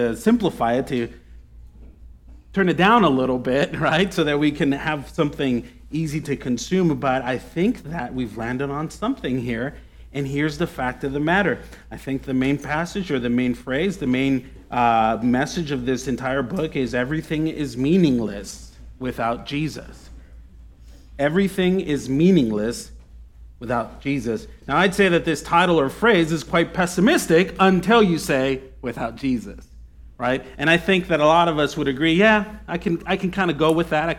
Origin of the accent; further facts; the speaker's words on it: United States; as an American, as someone who has that sort of lifestyle.